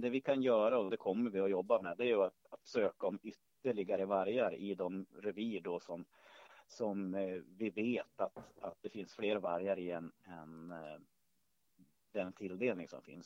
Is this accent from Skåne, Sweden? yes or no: no; Hälsingland, Gävleborg County, Sweden; jag är född och uppvuxen i Hälsingland